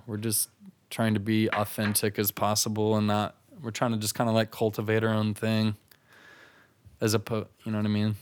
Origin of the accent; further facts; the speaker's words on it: Des Moines, Iowa, United States; I'm from Des Moines